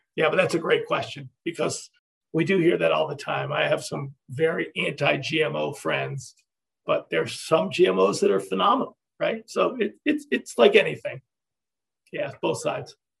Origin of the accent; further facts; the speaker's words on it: Ithaca, New York, United States; moved away; I grew up in Ithaca, New York